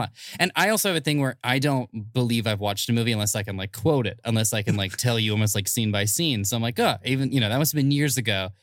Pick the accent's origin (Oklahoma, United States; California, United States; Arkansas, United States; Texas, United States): California, United States; Bay Area; now in Los Angeles, United States; I'm originally from the Bay Area